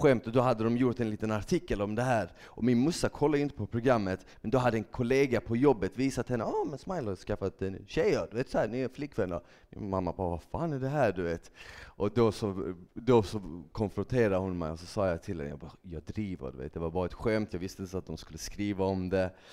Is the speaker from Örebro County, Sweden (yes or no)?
no; Malmö, Skåne, Sweden; also born or lived in Bosnia and Herzegovina; jag växte upp i Malmö, jag är född i Bosnien, så jag kom till Sverige när jag var tre år gammal med mina föräldrar.